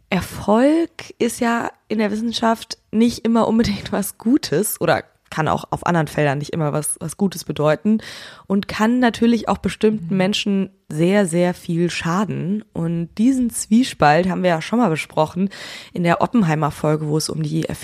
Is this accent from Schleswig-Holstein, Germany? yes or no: yes; Schönkirchen, Schleswig-Holstein, Germany; Aufgewachsen bin ich in Schönkirchen bei Kiel